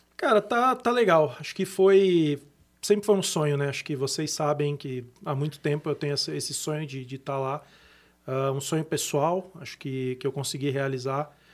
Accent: Brazil; Como brasileiro, a gente acaba tendo que se virar bastante aqui

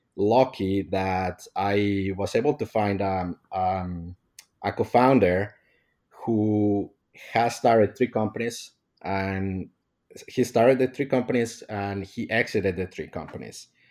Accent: Mexico; moved away; I'm from Mexico

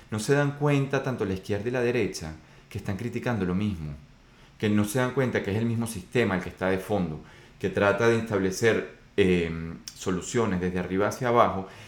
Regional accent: Venezuela; Pero yo soy de Venezuela y cuando digo estas cosas, pues es porque las viví, no porque me lo contaron.

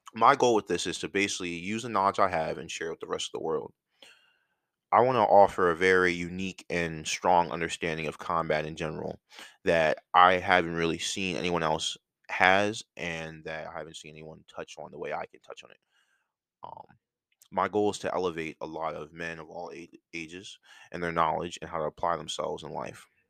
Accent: outside of Philadelphia, Pennsylvania, United States; moved away as an adult; also born or lived in North Carolina; I'm from Philly, and or outside of Philly.

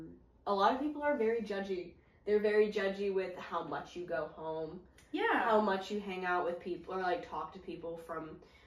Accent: Greenville, United States; my hometown, Greenville, because my apartment's up here

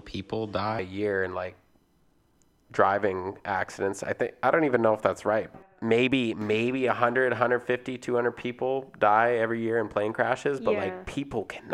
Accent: Vancouver, British Columbia, Canada; we're from Vancouver

